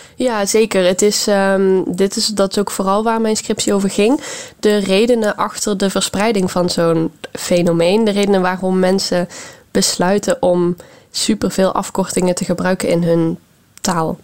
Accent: Netherlands; in Nederland

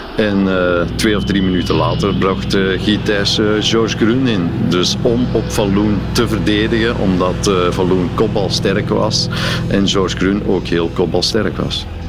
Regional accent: Belgium; als Belg

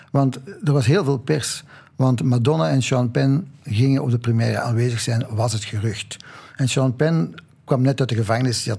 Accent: Belgium; En ik ben ook wel zo hoor, want ik ben een Belg in hart en nieren.

